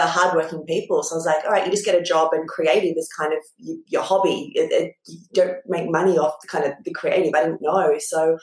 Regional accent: Port Macquarie, New South Wales, Australia; I'm from Port Macquarie, a tiny town on the mid-north coast in New South Wales.

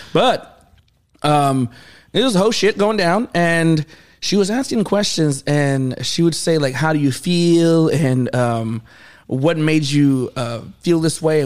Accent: Lawrence, United States; I'm from Lawrence, a lot of meth

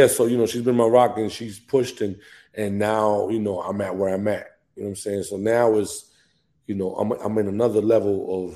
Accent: New Jersey, United States; moved away as an adult; now in Atlanta, United States; I'm from Jersey. Like, you know what I'm saying? I was raised in Jersey

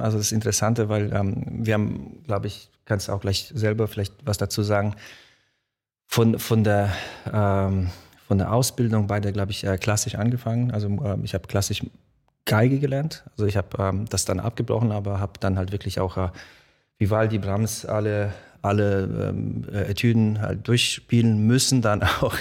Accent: Mainz, Rhineland-Palatinate, Germany; German is a second language; also born or lived in Poland; Ich bin nach Deutschland gekommen, äh, bin dann auch in Mainz aufgewachsen

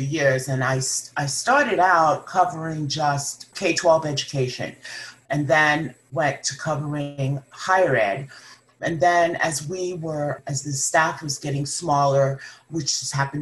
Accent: Long Island, New York, United States; moved away as an adult; also born or lived in Ohio / Huntington, West Virginia / Connecticut / Atlanta, Georgia; now in Kansas City, United States; I'm originally from Long Island, New York. That's where I grew up

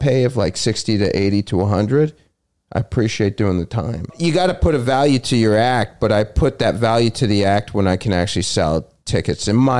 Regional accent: Toronto, Ontario, Canada; Toronto, downtown Toronto.

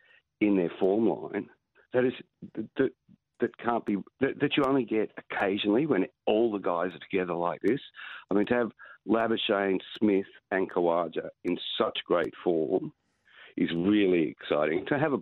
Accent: Australia; I'm just looking at it as an Australian fan for a moment, not an independent journalist.

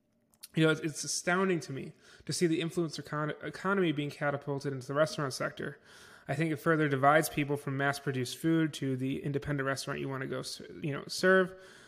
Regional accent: Niagara Falls, New York, United States; I grew up in Niagara Falls, New York, so near me there is one.

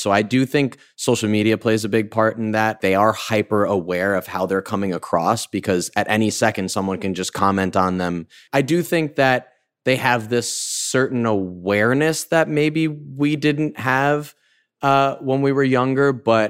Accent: White Plains, New York, United States; I'm from White Plains

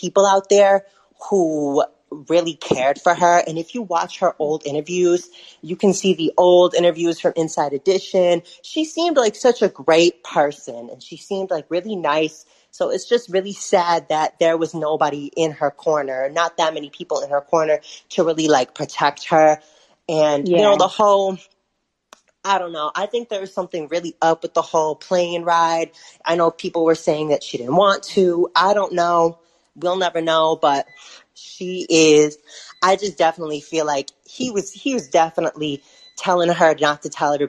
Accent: Detroit, Michigan, United States; I'm from Detroit

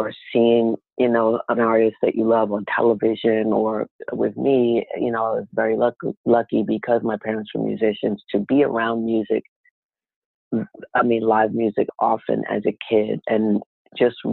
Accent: New York City, New York, United States; also born or lived in Philadelphia / Newark; I was born and raised mostly in Harlem, but my parents were separated when I was a kid and my dad was from Philly

